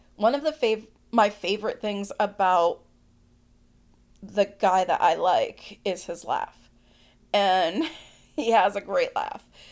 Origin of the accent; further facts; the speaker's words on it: Boston, Massachusetts, United States; I'm from the Northeast, the Boston area